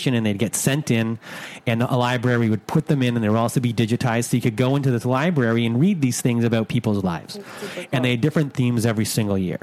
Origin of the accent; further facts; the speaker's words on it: Canada; I'm from Canada.